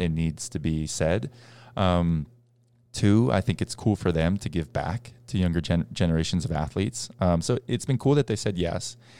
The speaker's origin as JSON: {"language": "English", "town": "Boston", "region": "Massachusetts", "country": "United States", "tie": "born or raised there", "said": "we grew up in Boston"}